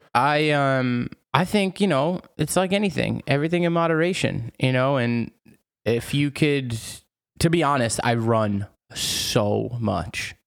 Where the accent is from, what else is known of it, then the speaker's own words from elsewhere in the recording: United States; moved away as an adult; also born or lived in New York; now in France; as an American